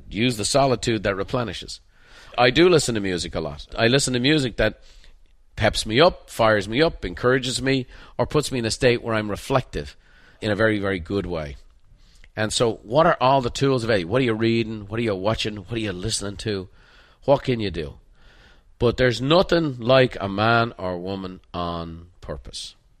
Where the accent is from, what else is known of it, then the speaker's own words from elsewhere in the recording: Ireland; moved away; as a painter growing up in Ireland